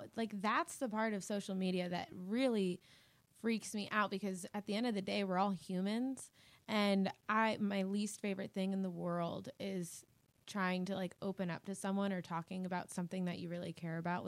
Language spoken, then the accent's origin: English; Hilton Head Island, South Carolina, United States; moved away; also born or lived in Charleston, South Carolina; I'm from Hilton Head Island, South Carolina.